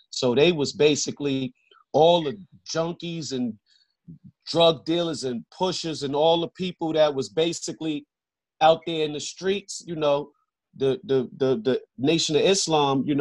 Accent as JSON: {"language": "English", "region": "New York", "country": "United States", "tie": "born or raised there", "said": "a little background of the New York, the New York I grew up in."}